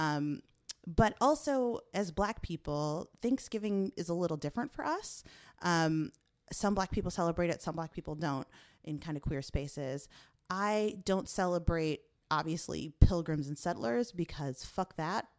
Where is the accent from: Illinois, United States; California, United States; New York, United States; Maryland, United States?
Illinois, United States; Chicago; moved away; I'm from Chicago